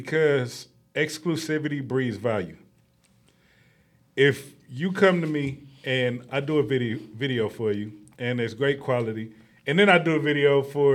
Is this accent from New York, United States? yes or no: no; San Bernardino, California, United States; I'm from San Bernardino